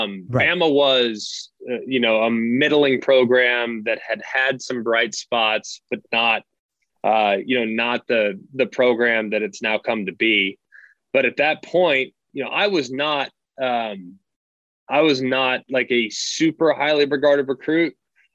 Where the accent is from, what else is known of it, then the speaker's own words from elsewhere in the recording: Southlake, Texas, United States; We grew up in the South Lake Carroll system.